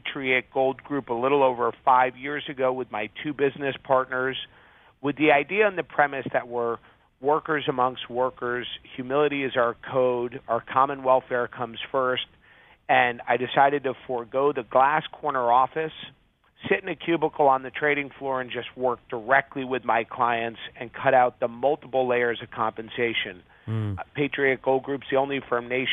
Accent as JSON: {"language": "English", "town": "Bronxville", "region": "New York", "country": "United States", "tie": "born or raised there", "also_born_or_lived": "California", "moved": "as an adult", "said": "Grew up in Westchester County, New York."}